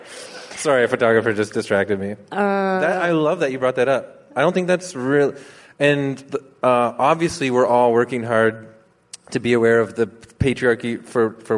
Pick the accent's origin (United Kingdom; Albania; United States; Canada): Canada; I'm Canadian.